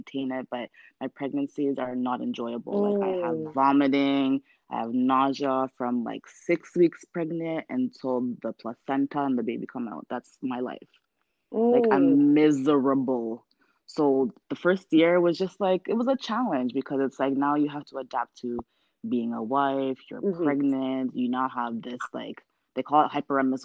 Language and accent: English; Ghana; we're both Ghanaian